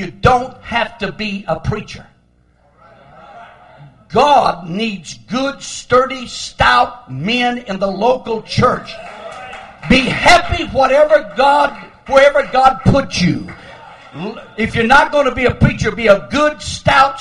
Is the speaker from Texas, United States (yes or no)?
yes; Lamesa, Texas, United States; I was born in La Mesa, Texas. That's where I was born, but that isn't where we lived. We lived way out in the country. We lived 30 miles from town, way out in the country